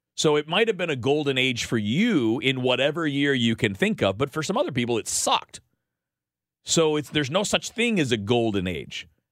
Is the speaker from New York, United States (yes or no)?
no; Detroit, Michigan, United States; I grew up in Detroit